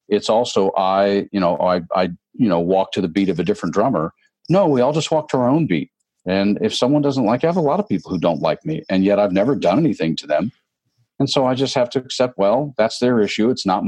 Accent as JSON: {"language": "English", "region": "the South", "country": "United States", "tie": "born or raised there", "said": "because I grew up in the Bible Belt, Dave, and I struggle with a lot of fundamental religion in a lot of ways."}